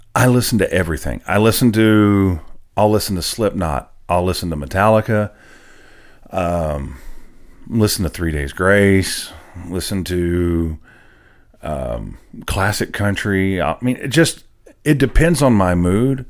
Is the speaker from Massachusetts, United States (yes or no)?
no; Nashville, Tennessee, United States; I was actually born and raised in Nashville, a true unicorn